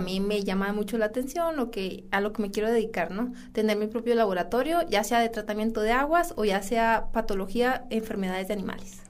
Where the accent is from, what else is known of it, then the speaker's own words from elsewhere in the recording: San Buenaventura, Coahuila, Mexico; Que estoy orgullosa de ser de San Buena.